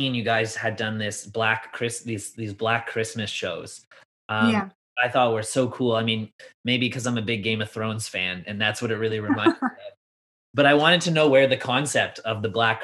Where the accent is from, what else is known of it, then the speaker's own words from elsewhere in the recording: Canada; we're Canadian